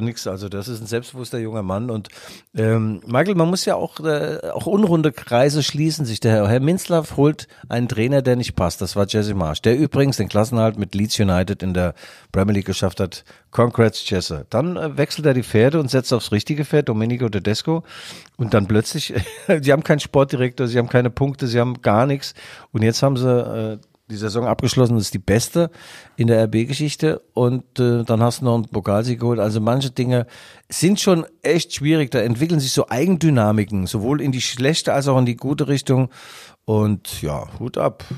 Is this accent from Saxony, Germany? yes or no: yes; Leipzig, Saxony, Germany; dass ich aus Leipzig komme